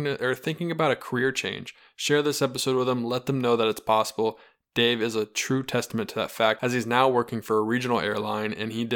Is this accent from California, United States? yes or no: no; North Carolina, United States; moved away; also born or lived in Ohio; I am from North Carolina